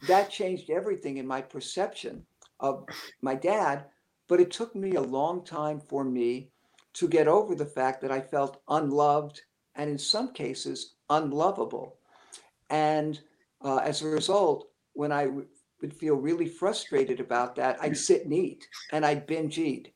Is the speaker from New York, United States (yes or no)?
yes; New York City, New York, United States; I was born and raised in Brooklyn, uh, and everybody around me had very similar beliefs